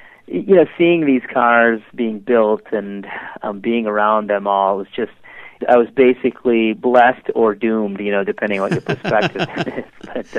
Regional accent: Detroit, Michigan, United States; growing up in Detroit

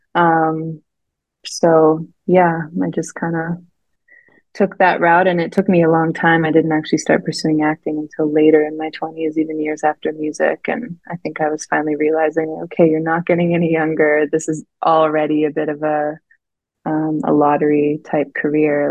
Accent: Canada; also born or lived in Vancouver; I grew up in the mountains, so I was outside most of the time

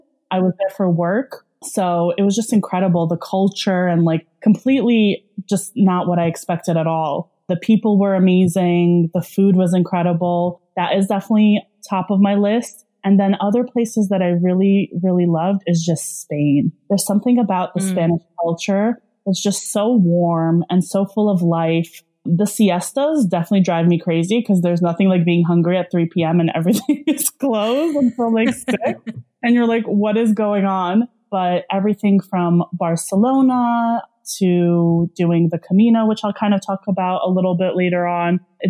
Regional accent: Russia; also born or lived in Belarus; so I'm Russian. I call myself Russian. I was born in Belarus, which was like, it's a small country, a part of the former Soviet Union.

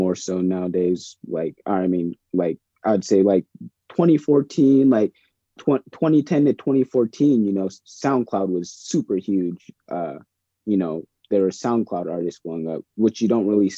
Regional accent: Bremerton, Washington, United States; now in Seattle, United States; I grew up in Bremerton, in Kitsap County area.

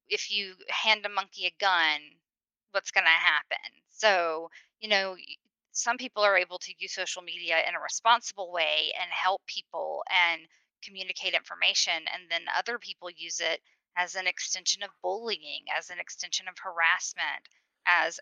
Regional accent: the South, United States; I'm from the South. It's SEC country

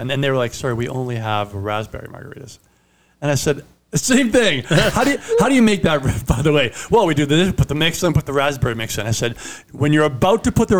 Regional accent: Italy; first language Italian; English is a second language; I'm Italian.

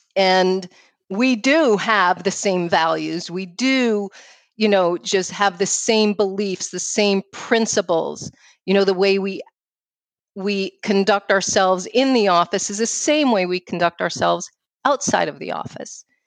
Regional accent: New York City, New York, United States; accent: New York; moved away; I grew up uh, in New York City

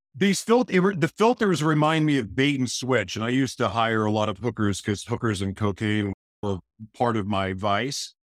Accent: Oklahoma, United States; moved away; also born or lived in Los Angeles, California; I was born in Oklahoma

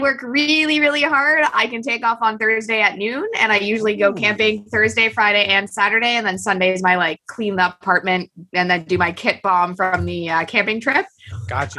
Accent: Kingston, Ontario, Canada; st lawrence college which is in kingston ontario and that's my hometown

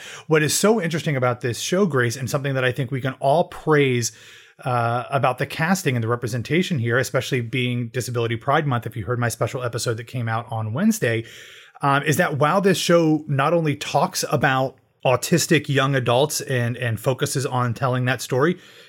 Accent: Columbus, Ohio, United States; Columbus, Ohio, my hometown

